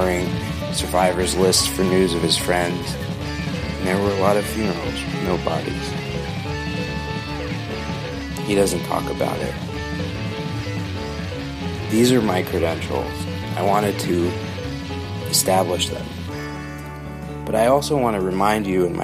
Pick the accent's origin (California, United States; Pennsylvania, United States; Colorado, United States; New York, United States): New York, United States; White Plains; I'm from New York, from a commuter town, White Plains, 30 miles north of Manhattan